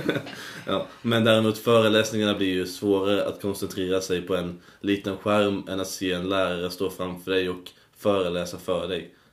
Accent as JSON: {"language": "Swedish", "town": "Karlshamn", "region": "Blekinge", "country": "Sweden", "moved": "yes", "lives_now": "Uppsala, Sweden", "said": "jag är då från Blekinge. Det är en stad"}